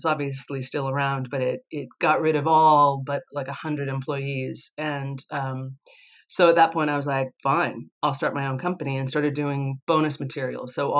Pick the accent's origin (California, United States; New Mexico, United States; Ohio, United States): California, United States; San Diego; moved away as an adult; also born or lived in Los Angeles; now in London, United Kingdom; I was born and raised in San Diego, California, which is the last, very last city before before Mexico, and then spent a lot of time in LA.